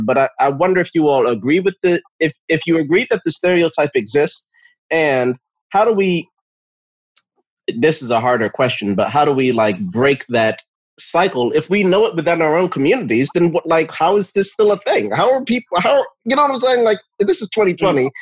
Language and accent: English; Edison, New Jersey, United States; also born or lived in Newark, New Jersey / East Orange, New Jersey; moved from Newark to East Orange to Edison, New Jersey, which is where I spent the majority of my um, childhood and uh, young adulthood